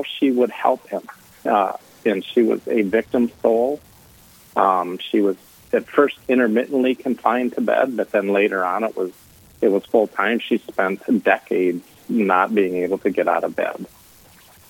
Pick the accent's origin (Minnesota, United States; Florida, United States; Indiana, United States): Minnesota, United States; Sleepy Eye; I am from Sleepy Eye, Minnesota